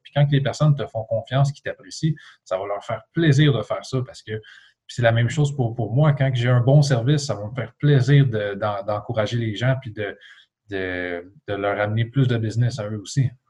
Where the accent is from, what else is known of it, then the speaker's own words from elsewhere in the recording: L'Assomption, Quebec, Canada; also born or lived in Trois-Rivières; now in Mirabel, Canada; J'ai grandi dans une petite ville à environ 30 km de, Montréal, euh, à l'est. Euh, c'était la ville de l'Assomption, juste à côté de Repentigny.